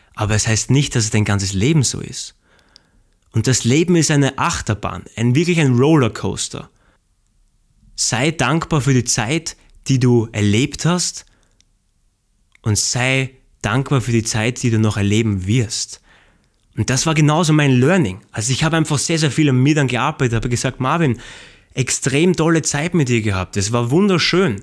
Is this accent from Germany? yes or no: no; Austria; ich komme aus Österreich